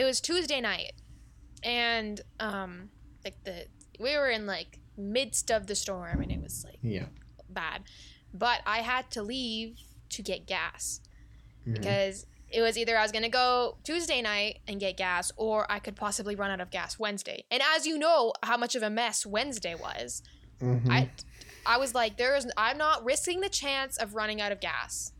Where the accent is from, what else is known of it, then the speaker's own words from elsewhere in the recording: Canada; we're Canadian